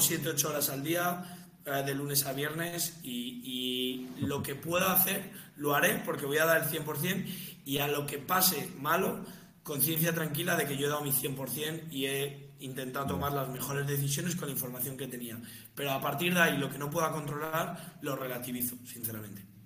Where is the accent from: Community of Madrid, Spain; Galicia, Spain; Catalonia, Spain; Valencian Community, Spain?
Community of Madrid, Spain; Las Rozas; soy de Las Rozas